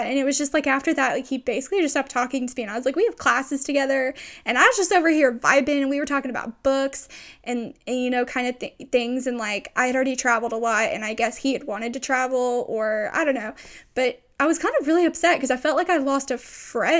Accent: East Texas, United States; I grew up in East Texas

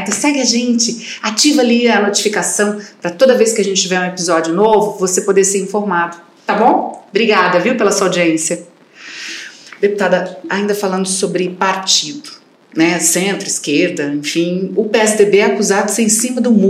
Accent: Campo Grande, Mato Grosso do Sul, Brazil; also born or lived in São Paulo; eu sou de Campo Grande, mas eu morei 21 anos em São Paulo.

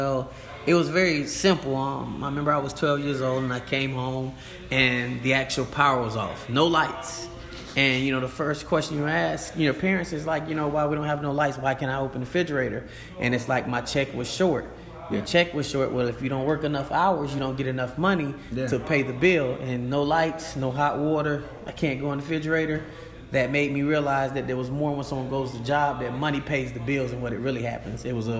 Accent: Tampa, Florida, United States; now in Pensacola, United States; Tampa Bay

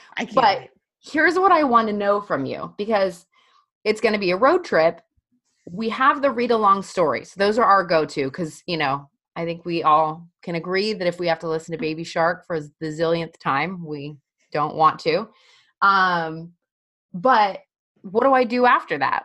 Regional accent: Colorado, United States; I'm from Colorado

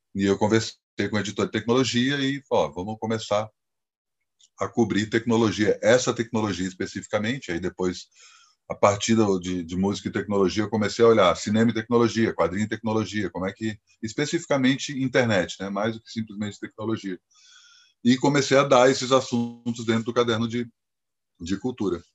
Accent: Brasília, Federal District, Brazil; moved away as an adult; also born or lived in Campinas; eu sou de Brasília

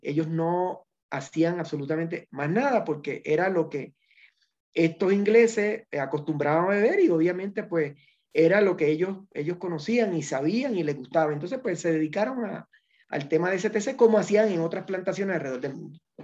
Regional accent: Puerto Rico; moved away as an adult; now in Ecuador; Puerto Rico, que es de donde yo soy

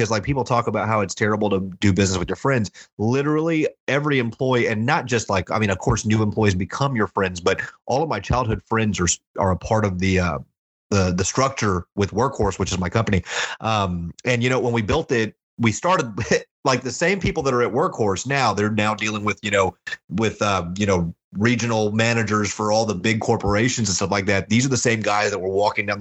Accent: Houston, Texas, United States; I grew up in a real poor community in Houston

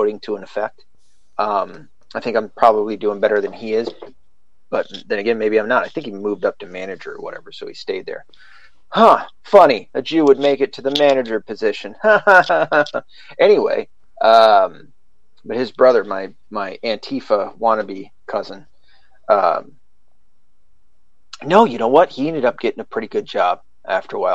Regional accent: the South, United States; now in Michigan, United States; I grew up in the South. We didn't have a lot of Jews around there

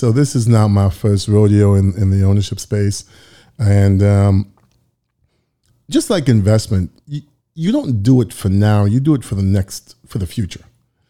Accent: Toronto, Ontario, Canada; And just for the record, I am from Toronto, so I'm not an American.

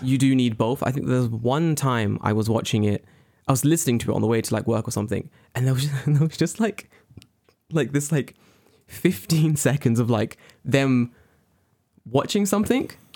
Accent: London, United Kingdom; moved away; I'm from London.

